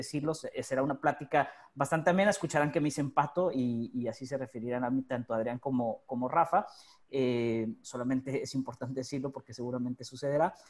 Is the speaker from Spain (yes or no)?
no; Mexico; now in Buenos Aires, Argentina; los que somos mexicanos